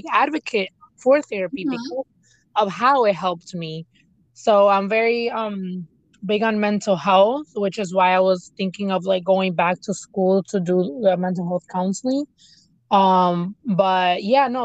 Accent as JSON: {"language": "English", "country": "United States", "tie": "born or raised there", "first_language": "Spanish", "second_language": "English", "said": "although I was born in the United States, my parents spoke to me in Spanish first"}